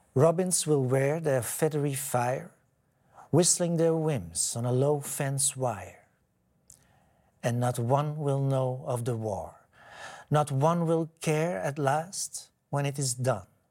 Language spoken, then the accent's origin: Dutch; Edegem, Flanders, Belgium; moved away as an adult; now in Amsterdam, Netherlands; ik ben opgegroeid in de Victoriastraat in Edegem